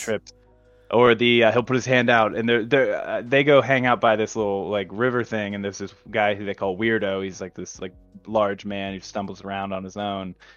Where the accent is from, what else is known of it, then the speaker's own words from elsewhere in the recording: United States; we're American